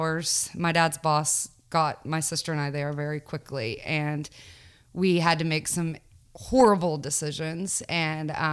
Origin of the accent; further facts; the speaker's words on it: Knoxville, Tennessee, United States; I grew up in Knoxville, Tennessee